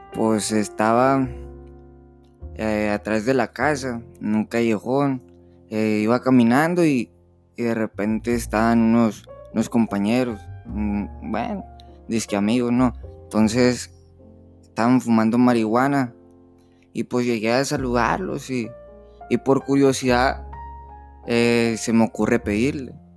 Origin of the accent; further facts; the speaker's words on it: Nogales, Sonora, Mexico; soy de Nogales, Sonora